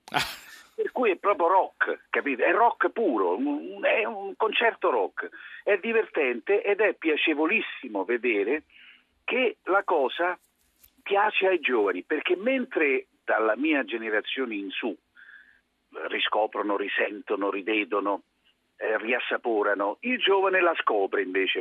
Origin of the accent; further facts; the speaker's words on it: Rome, Lazio, Italy; Io sono, sì, molto, direi anche troppo romano